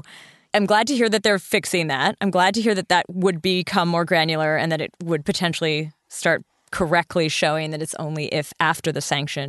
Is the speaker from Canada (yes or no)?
yes; Canada; I'm Canadian.